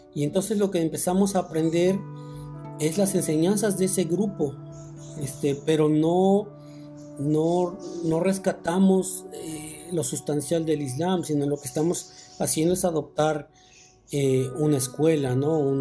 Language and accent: Spanish; Mexico; nosotros como mexicanos